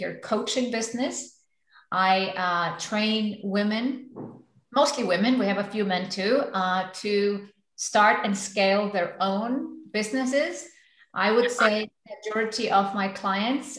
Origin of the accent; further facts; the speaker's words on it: Iceland; moved away as an adult; now in Switzerland; I'm originally from Iceland